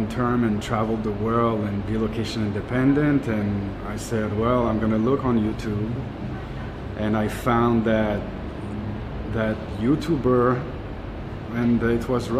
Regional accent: Montreal, Quebec, Canada; moved away as an adult; also born or lived in British Columbia / northern Canada; I left my hometown, Montreal

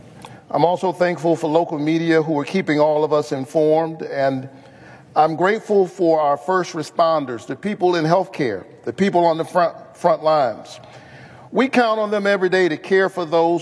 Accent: Georgia, United States; my home state

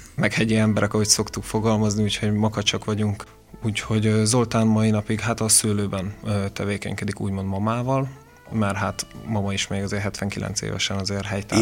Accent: Veszprém, Veszprém County, Hungary; moved away as an adult; also born or lived in Mátra; Én az ország másik végéről jöttem vissza, mert ugye én Veszprémi születésű vagyok

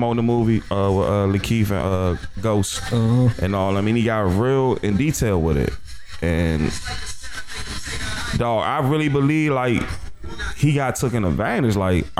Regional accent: Jamaica; Son, that nigga might, I'm Jamaican, son.

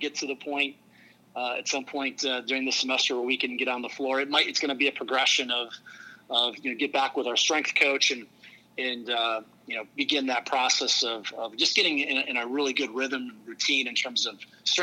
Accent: Wisconsin, United States; now in St. Louis, United States; I grew up in rural Wisconsin, small town

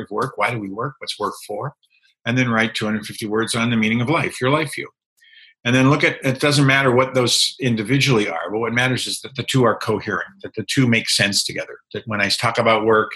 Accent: outside of Boston, Massachusetts, United States; moved away as an adult; I grew up on the East Coast. I grew up outside of Boston

